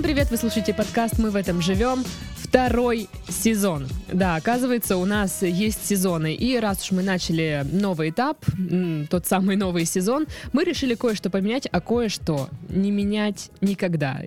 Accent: Krasnodar, Krasnodar Krai, Russia; у нас э, в Краснодаре сейчас

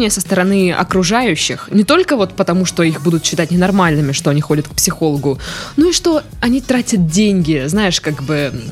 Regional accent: Tomsk, Tomsk Oblast, Russia; А, я же частично из Томска.

